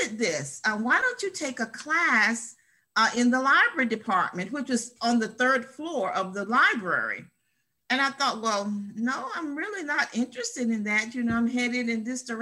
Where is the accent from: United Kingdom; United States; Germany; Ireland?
United States; Columbia; right here in Columbia, my hometown